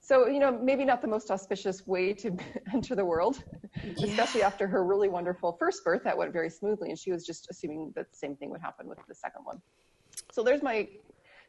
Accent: Minnesota, United States; I'm from Minnesota, which is one of the northernmost states in the continental U.S.

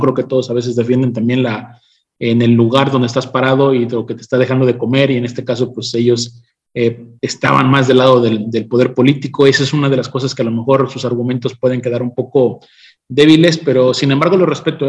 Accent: Mexico; nosotros como, como mexicanos

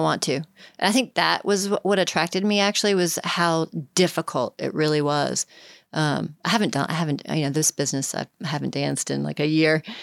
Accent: Richmond, Virginia, United States; And I'm from Richmond

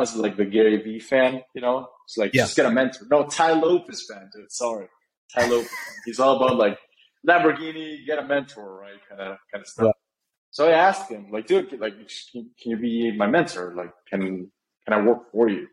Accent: Guatemala; I'm born and raised in Guatemala, still live here

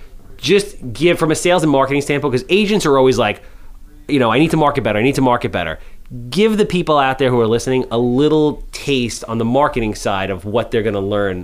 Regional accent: grew up near Bellmore, Long Island, New York, United States; I'm from New York

